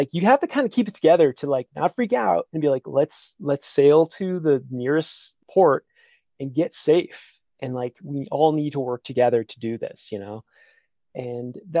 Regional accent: Connecticut, United States; moved away; I grew up in Connecticut, which isn't known for its like awe-inspiring mountain peaks

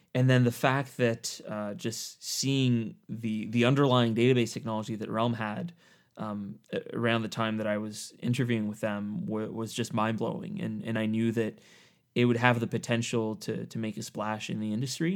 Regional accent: Eastern Ontario, Canada; I grew up in Eastern Ontario in Canada. So, um, just basically right between the capital, Ottawa, and Montreal

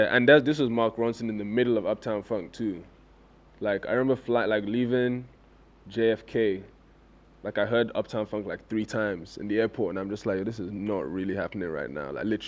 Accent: Nigeria; accent: English; So as soon as that happened, it's always like, wait, who are, so where are you from? And I'm like, I'm Nigerian, I went to school in London.

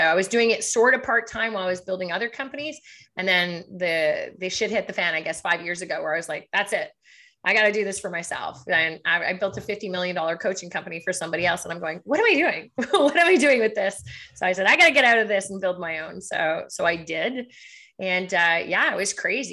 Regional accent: Montreal, Quebec, Canada; now in Ottawa, Canada; I'm from Quebec, so I'm from Montreal, but the business side, I started back in Ottawa

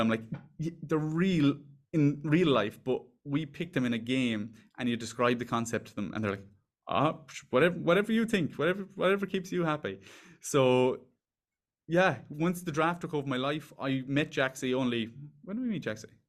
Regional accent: Ireland; also born or lived in Dublin; We're from Ireland

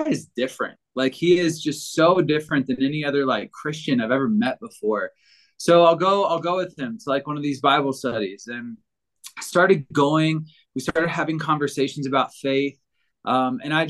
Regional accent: Virginia, United States; now in Denver, United States; I grew up in Virginia

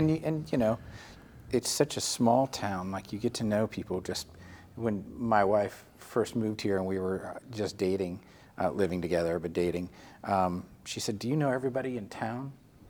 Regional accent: Jacksonville, Florida, United States; now in Lake Worth, United States; Well, I grew up in North Florida

